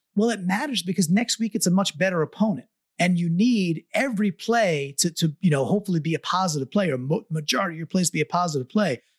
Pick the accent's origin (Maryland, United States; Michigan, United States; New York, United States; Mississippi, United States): New York, United States; I'm also a New Yorker and an East Coaster